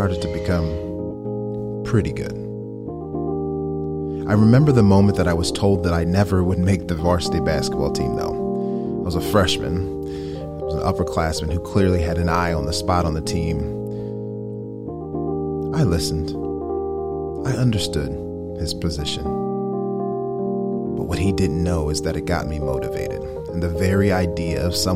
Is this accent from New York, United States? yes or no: no; West Chester, Pennsylvania, United States; born or raised there